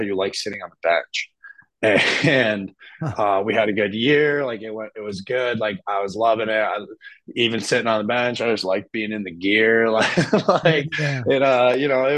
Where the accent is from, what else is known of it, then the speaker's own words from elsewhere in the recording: Petoskey, Michigan, United States; I'm from Petoskey, Michigan